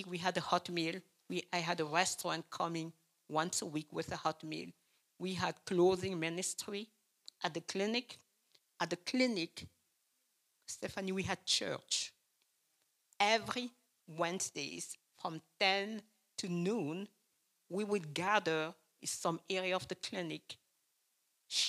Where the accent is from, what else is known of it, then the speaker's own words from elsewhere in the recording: Cameroon; English is a second language; moved away as an adult; also born or lived in East Lansing, United States; now in Lansing, United States; I'm from Cameroon, and Cameroon is in Africa